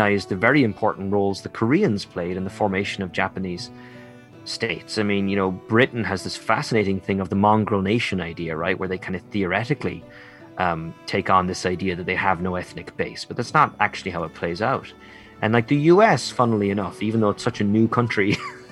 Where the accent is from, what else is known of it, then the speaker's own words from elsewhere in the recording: Ireland; I'm a proud Irish nationalist, and I'm very proud of being Irish